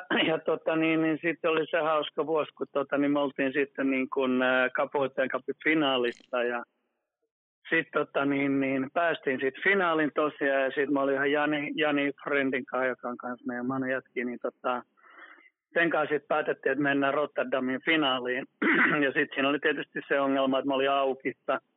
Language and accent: Finnish; Vienna, Austria; born there; Nekin oli asunut ulkomailla ja mäkin olen syntynyt Viinissä ja näin päin pois.